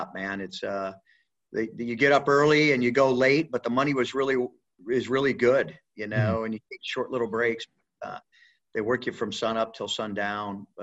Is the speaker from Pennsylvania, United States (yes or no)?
no; Elkhart, Indiana, United States; also born or lived in Niles, Michigan; I'm a Midwest boy, so I grew up in like Elkhart, Indiana. I was born in Niles, Michigan